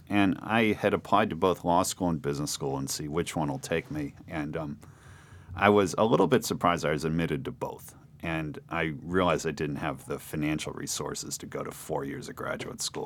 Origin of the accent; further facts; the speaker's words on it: Princeton, New Jersey, United States; moved away; also born or lived in Cambridge, Massachusetts; I grew up in Princeton, New Jersey. I was born in Princeton.